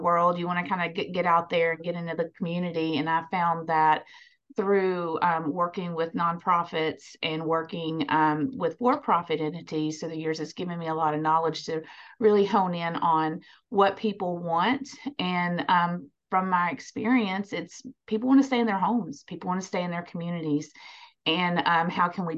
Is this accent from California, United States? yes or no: no; near Nashville, Tennessee, United States; Born and raised near Nashville, and went to school at MTSU